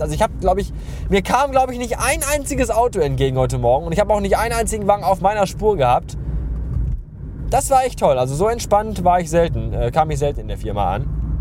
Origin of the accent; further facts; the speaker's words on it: Bottrop, North Rhine-Westphalia, Germany; also born or lived in Oberhausen; ich bin ja in Bottrop aufgewachsen, groß geworden und zur Schule gegangen